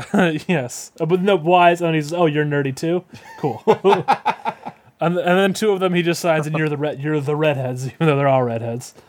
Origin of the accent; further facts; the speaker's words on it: California, United States; my home state of California